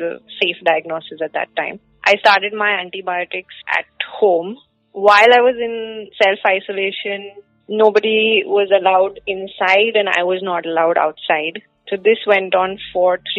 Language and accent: English; Ahmedabad, Gujarat, India; I'm from Ahmedabad